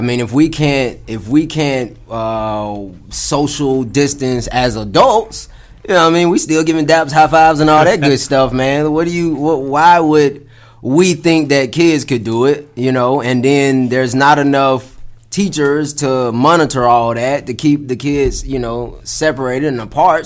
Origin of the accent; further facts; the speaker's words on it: Atlanta, Georgia, United States; I grew up on the south side of Atlanta, man. Specifically, I grew up uh, out in uh, Clayton County